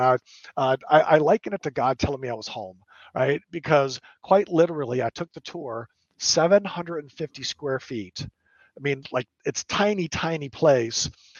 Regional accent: San Antonio, Texas, United States; also born or lived in Lufkin, Texas / Cherry Point, North Carolina; I grew up in San Antonio. And then my parents moved me to a little small town called Lufkin, Texas, my 11th year, right? So as I was a junior

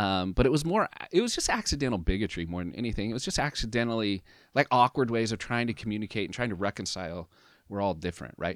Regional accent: Southern Oregon, United States; in Southern Oregon, for my whole life

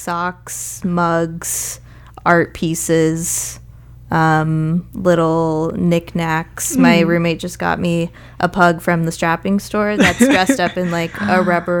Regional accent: Sacramento, California, United States; also born or lived in Alameda; Sacramento. Ooh. I was technically born in Alameda, but I only lived there for 8 months.

